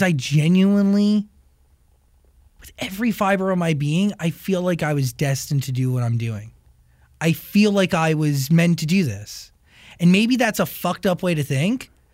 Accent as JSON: {"language": "English", "country": "United States", "tie": "born or raised there", "said": "I grew up right outside of Manhattan. I grew mm-hmm. up 25 miles outside of it"}